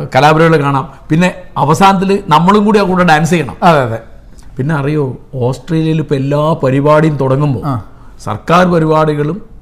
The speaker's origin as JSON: {"language": "Malayalam", "country": "India", "said": "ഞങ്ങൾ ഇന്ത്യക്കാർ"}